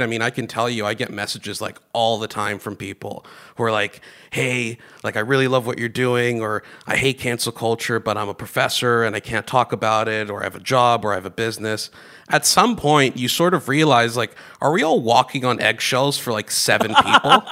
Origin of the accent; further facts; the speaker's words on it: Greece; now in Canada; I grew up in Greece, although I was born here. We moved to Greece when I was uh, pretty young, at seven, I think.